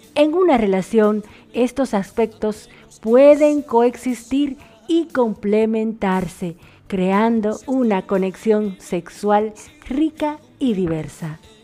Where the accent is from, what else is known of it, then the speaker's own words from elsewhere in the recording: Dominican Republic; now in Argentina; una dominicana en Argentina y la dominicana más argentina de la abuelita del mundo